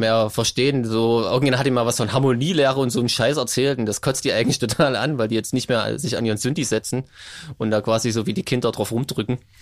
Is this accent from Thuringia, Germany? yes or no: yes; Gera, Thuringia, Germany; ich komme aus Gera